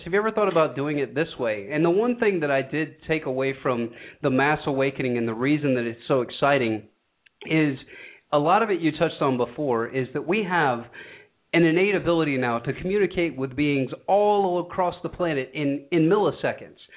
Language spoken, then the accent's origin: English; Georgia, United States; my hometown of a very rural part of Georgia